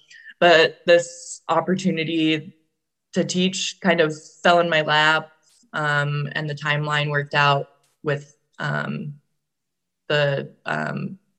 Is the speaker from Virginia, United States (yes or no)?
yes; Virginia, United States; I'm from Virginia. Well, I'm technically from Virginia. I was an Army brat, so I lived in a lot of places growing up, but we spent most of our time in Virginia.